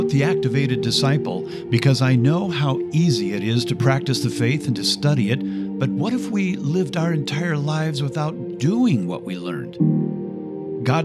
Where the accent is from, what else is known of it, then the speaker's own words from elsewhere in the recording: Midwest, United States; I was raised in the Midwest and was very unfamiliar with the Catholic faith.